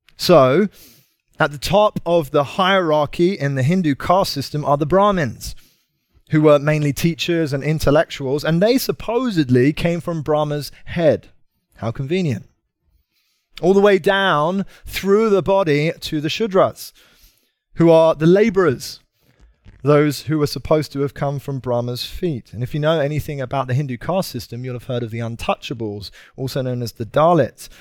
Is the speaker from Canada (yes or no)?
no; United Kingdom; moved away; I'm from uh, Britain